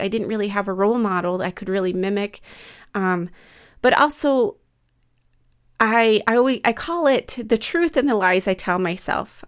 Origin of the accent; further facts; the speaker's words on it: Midwest, United States; growing up in the Midwest